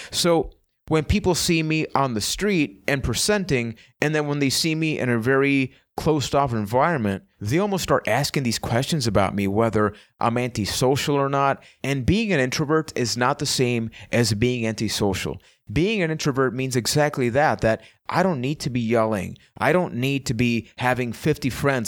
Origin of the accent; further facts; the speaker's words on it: Puerto Rico; I am from Puerto Rico